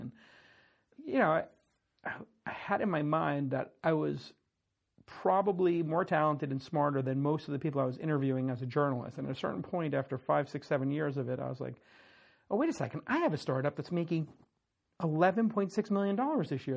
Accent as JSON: {"language": "English", "town": "New York City", "region": "New York", "country": "United States", "tie": "born or raised there", "said": "I grew up in Brooklyn."}